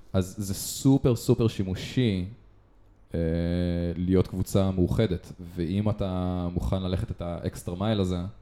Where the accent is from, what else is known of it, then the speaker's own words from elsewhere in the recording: Israel; אנחנו ישראלים